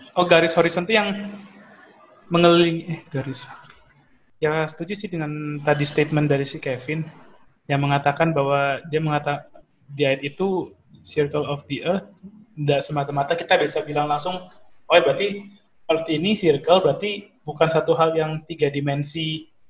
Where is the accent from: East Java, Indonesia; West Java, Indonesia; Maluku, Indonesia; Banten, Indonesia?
East Java, Indonesia; Surabaya; accent: medok; kita orang Surabaya mendok-mendok dikit lah